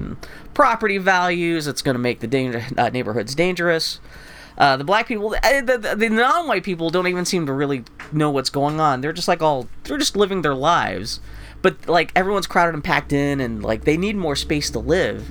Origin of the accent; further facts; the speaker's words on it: Pennsylvania, United States; now in Portland, United States; I grew up in Pennsylvania, where the big things are, like, snowstorms, flooding...